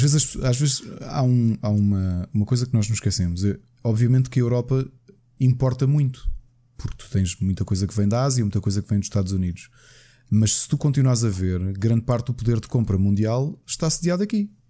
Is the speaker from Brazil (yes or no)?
no; Portugal; Enquanto português